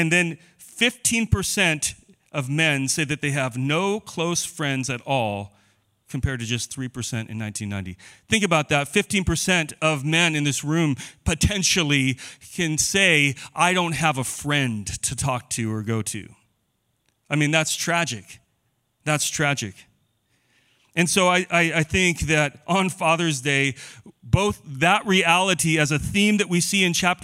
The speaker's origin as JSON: {"language": "English", "town": "Boise", "region": "Idaho", "country": "United States", "tie": "born or raised there", "said": "I grew up in Boise."}